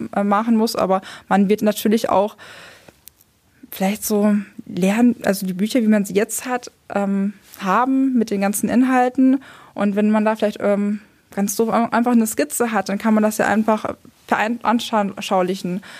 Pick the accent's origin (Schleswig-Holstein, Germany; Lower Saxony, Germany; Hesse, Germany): Lower Saxony, Germany; now in Hamburg, Germany; ich komme eigentlich aus Niedersachsen, war auf einer kooperativen Gesamtschule